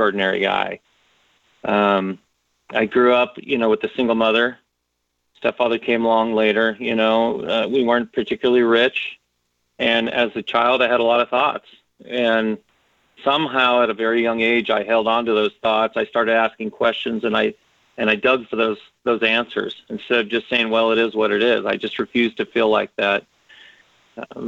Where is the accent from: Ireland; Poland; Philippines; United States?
United States; Los Angeles, California; I grew up in Southeast Los Angeles